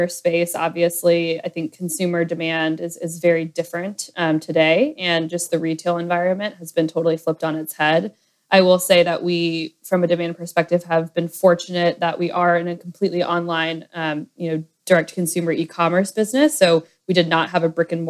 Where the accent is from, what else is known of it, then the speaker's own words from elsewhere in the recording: Atlanta, Georgia, United States; moved away as an adult; also born or lived in Nashville, Tennessee / New York City; I am from Atlanta originally